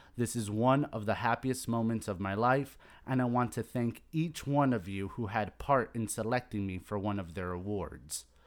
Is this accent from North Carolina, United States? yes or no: no; Miami, Florida, United States; growing up in Miami